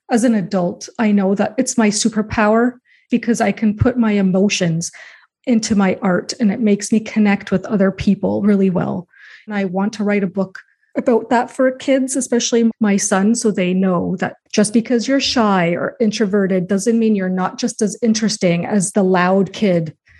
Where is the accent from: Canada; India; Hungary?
Canada; also born or lived in United States; I was born in the States, but I've grown up my whole life in Canada.